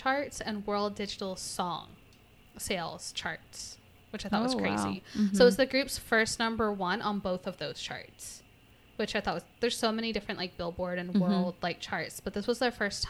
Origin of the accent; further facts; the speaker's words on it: Texas, United States; accent: American; first language English; I've lived most of my life in Texas. I've lived 20 of my 27 years